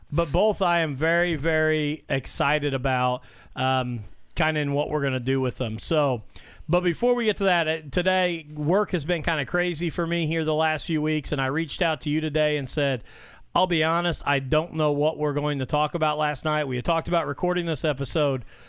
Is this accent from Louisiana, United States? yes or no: no; Mitchell, Indiana, United States; growing up in Mitchell